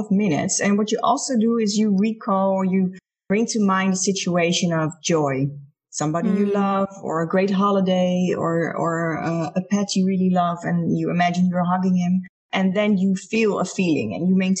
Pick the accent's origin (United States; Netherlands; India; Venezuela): Netherlands; I'm from the Netherlands.